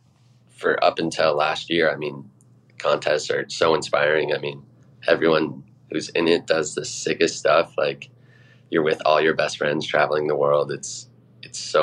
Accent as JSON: {"language": "English", "town": "Edwards", "region": "Colorado", "country": "United States", "tie": "born or raised there", "moved": "as an adult", "lives_now": "Salt Lake City, United States", "said": "I grew up in Edwards, Colorado"}